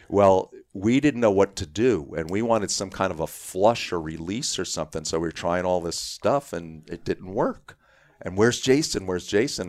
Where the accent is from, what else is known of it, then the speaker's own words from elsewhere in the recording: New York City, New York, United States; I grew up in Queens